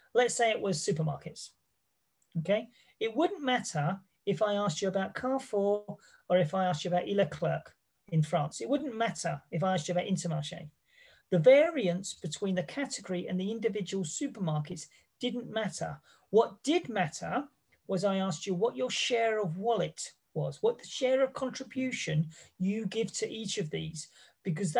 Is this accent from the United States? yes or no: no; England, United Kingdom; I come from England